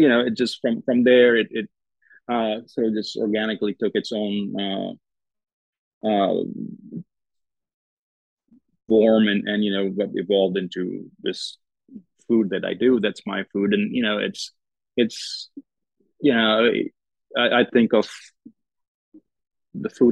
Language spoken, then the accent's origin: English; Gujarat, India; moved away as an adult; also born or lived in Strasbourg, France / Austin, Texas / Lexington, Kentucky; now in Oxford, Mississippi, United States; growing up in India